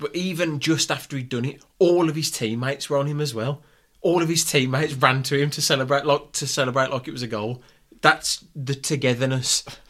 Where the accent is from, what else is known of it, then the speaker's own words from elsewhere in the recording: United Kingdom; But we are British football fans